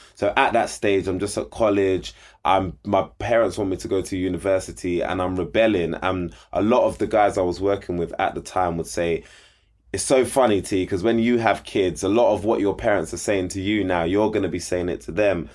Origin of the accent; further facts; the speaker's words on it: London, United Kingdom; grew up in Southeast London, like you said. Grew up in Peckham